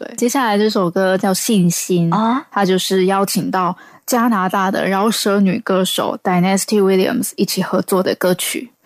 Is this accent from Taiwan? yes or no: yes; Taiwan; 我是来自台湾的创作歌手